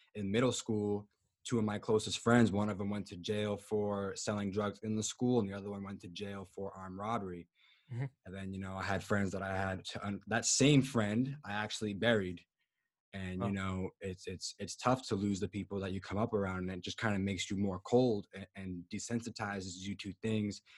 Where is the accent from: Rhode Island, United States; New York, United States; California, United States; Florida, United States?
Rhode Island, United States; Providence; I am from Providence, Rhode Island